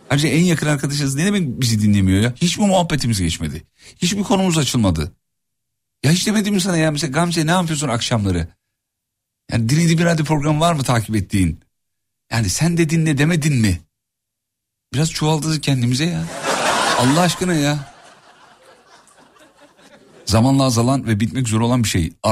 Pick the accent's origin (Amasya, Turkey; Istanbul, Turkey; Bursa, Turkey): Amasya, Turkey; Valla bir Amasyalı olarak söylüyorum.